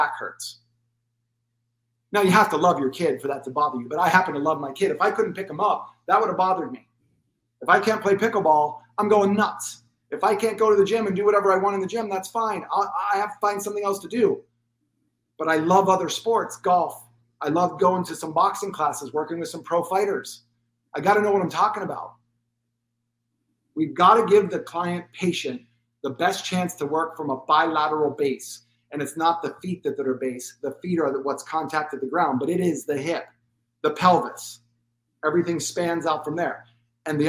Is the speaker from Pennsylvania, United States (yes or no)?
yes; Pennsylvania, United States; moved away; I'm from Pennsylvania originally